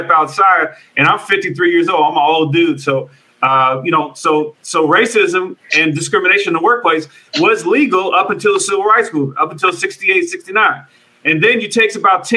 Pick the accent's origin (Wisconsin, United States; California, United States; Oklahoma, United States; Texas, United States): California, United States; Oakland; I grew up in Oakland, California